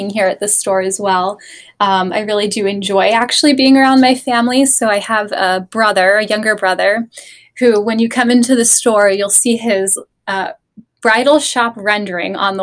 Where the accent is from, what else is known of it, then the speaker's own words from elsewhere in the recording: Laurel, Maryland, United States; moved away as an adult; I'm from Maryland originally.